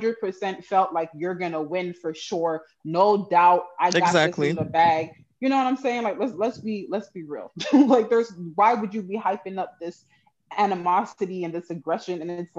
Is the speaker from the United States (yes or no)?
no; Canada; And I don't know if it's because I'm Canadian and I didn't have the direct effects of whatever he changed in the US